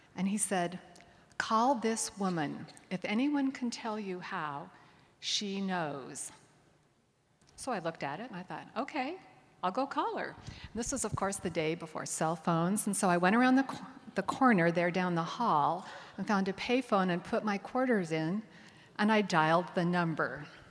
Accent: Connecticut suburbs of New York, United States; I'm from the Connecticut suburbs of New York, and I had gone back home to Connecticut

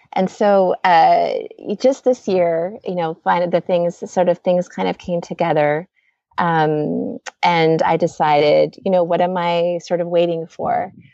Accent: Roseburg, Oregon, United States; he and I were born and raised in Roseburg.

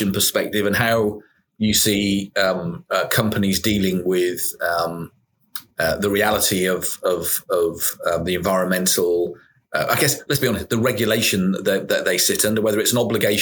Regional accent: Wales, United Kingdom; I'm a Welshman

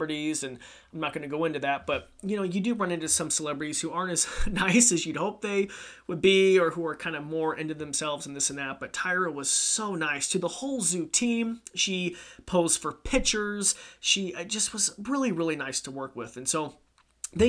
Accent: Idaho, United States; born and raised in Idaho, 28 years

